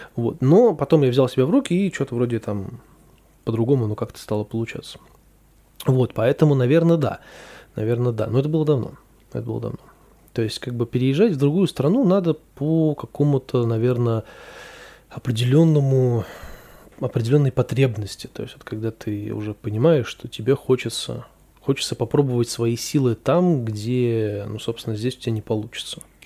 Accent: Saint Petersburg, Russia; я считаю, что я из Петербурга

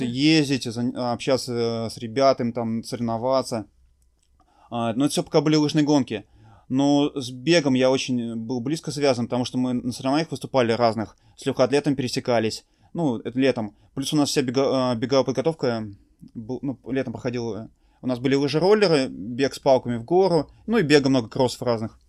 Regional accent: Tolyatti, Samara Oblast, Russia; я из города Тольятти

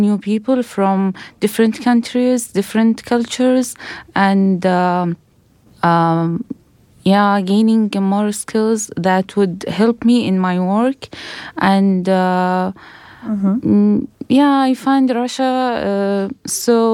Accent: Saudi Arabia; from Saudi Arabia, and I'm working in the Saudi Press

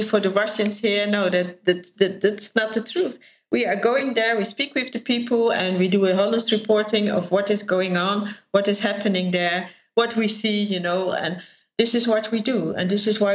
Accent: Netherlands; I'm from the Netherlands

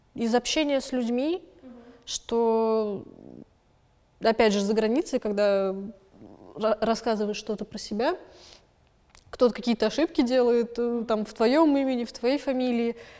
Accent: Moscow, Russia; родилась я в Москве и выросла в Москве

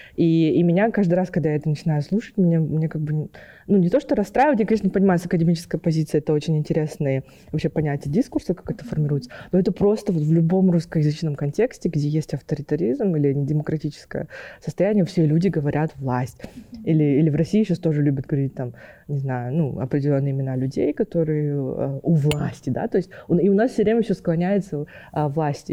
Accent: Kazakhstan

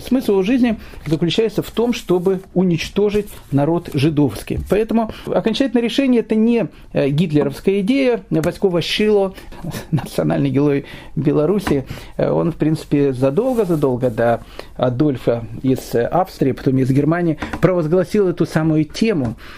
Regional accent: Kyiv, Ukraine; moved away; я сам родом из Киева

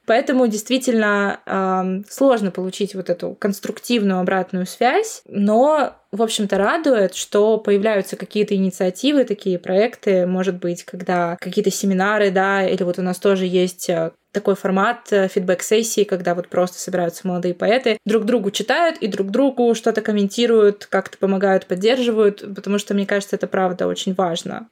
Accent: Murmansk, Murmansk Oblast, Russia; Мы вообще сами из Мурманска

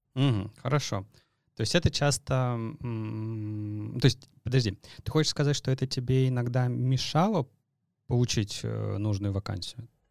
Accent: Saint Petersburg, Russia; Вот мы с тобой из Питера

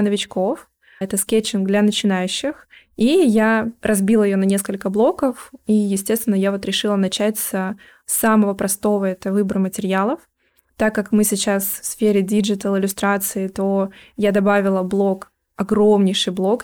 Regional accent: Yurga, Kemerovo Oblast, Russia; moved away; also born or lived in Chukotka; мы переехали в город побольше, планировали остаться там. Это Кемеровская область, Юрга. Какое-то время мы еще жили там

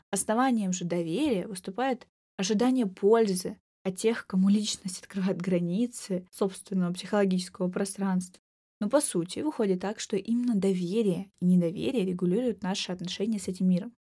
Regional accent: Maykop, Adygea, Russia; moved away; Майкоп, собственно, мой родной город, в котором живет моя семья и часть друзей с детства, маленький город

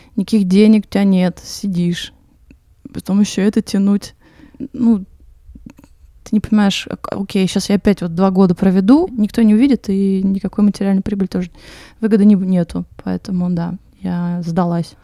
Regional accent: Moscow, Russia; moved away as an adult; now in Crete, Greece; я, значит, родилась и выросла в Москве

